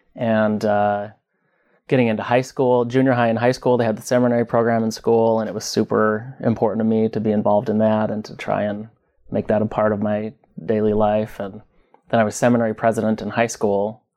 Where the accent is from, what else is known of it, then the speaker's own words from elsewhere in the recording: Southeast Idaho, United States; also born or lived in Twin Falls, Idaho / Pocatello, Idaho; Born and raised in Idaho. Born in Twin Falls. Grew up in Southeast Idaho.